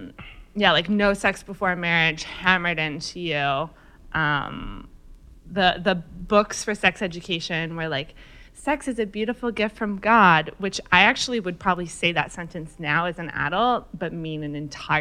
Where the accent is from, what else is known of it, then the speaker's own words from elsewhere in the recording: Chatham-Kent, Ontario, Canada; also born or lived in Sudbury; I grew up super snoopy, total sexual famine in the land of Chatham, Kent, Ontario.